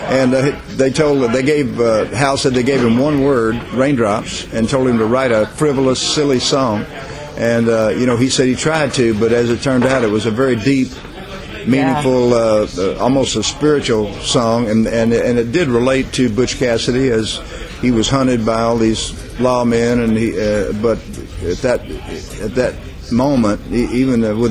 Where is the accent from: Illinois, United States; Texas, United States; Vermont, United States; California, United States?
Texas, United States; Houston; also born or lived in Oklahoma; Houston, Texas is where I was raised